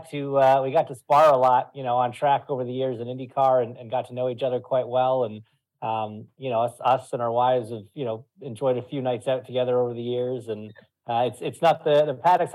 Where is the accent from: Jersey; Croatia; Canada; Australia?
Canada; Ontario; now in Indianapolis, United States; So I'm at my my home in Indianapolis. You know, I've been here a while now. So from, yeah, just outside the Toronto area, but I've been in Indy for 13 years now, I think.